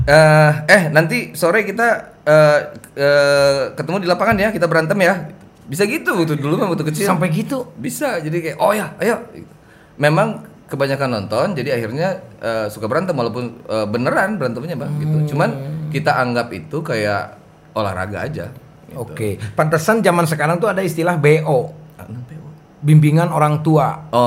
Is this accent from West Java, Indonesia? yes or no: yes; West Java, Indonesia; saya sebagai orang Sunda ikut bangga lah gitu